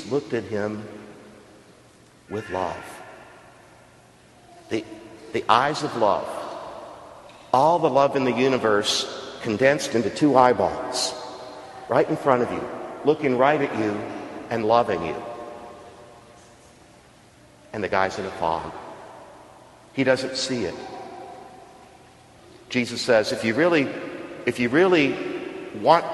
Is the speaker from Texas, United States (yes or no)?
yes; Texas coast, United States; now in Stanford, United States; Where I grew up on the Texas coast